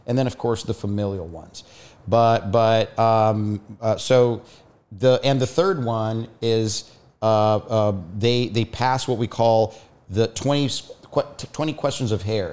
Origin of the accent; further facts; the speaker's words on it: Foz do Iguaçu, Paraná, Brazil; moved away; also born or lived in Curitiba, Brazil; I lived for many years in Curitiba, which is this, the capital of the state, but I was, I was born in the Iguazu Falls.